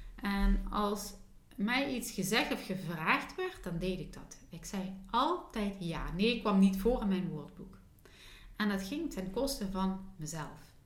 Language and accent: Dutch; Limburg, Netherlands; accent: Limburgs; ik met mijn Limburgse accent